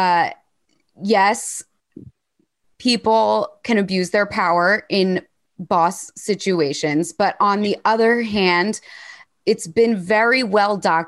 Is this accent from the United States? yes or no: yes; United States; now in London, United Kingdom; I'm an American who lives in London